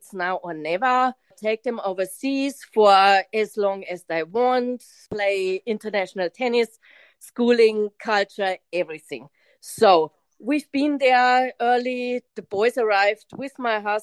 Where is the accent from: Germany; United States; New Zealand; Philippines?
Germany; now in Queensland, Australia; Germany, which is my home country